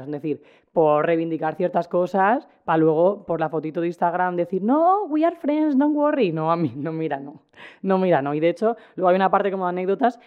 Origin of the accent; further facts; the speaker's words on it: Cartagena, Region of Murcia, Spain; yo como persona que soy de Cartagena y he pasado muchos veranos en los Alcázares